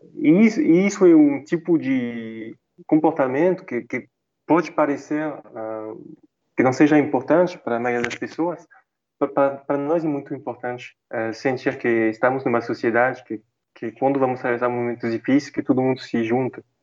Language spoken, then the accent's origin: Portuguese; France; Portuguese is a second language; moved away as an adult; now in Brazil